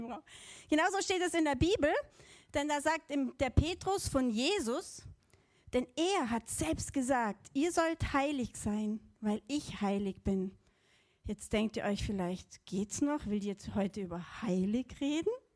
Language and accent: German; Allgäu, Bavaria, Germany; Also ich bin im Allgäu aufgewachsen